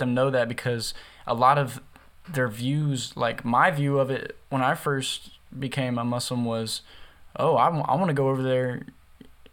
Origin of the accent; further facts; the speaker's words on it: the South, United States; I'm from the South, so in the South, most people, you know, it's the Bible Belt.